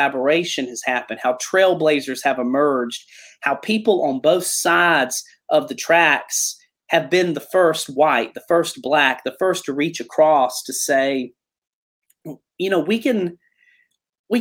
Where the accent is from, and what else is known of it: South Georgia, United States; accent: Southern